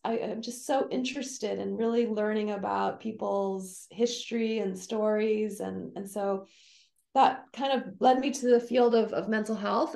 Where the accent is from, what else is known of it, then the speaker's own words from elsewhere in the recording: Honolulu, Hawaii, United States; moved away as an adult; now in Davis, United States; I grew up in Honolulu, Hawaii.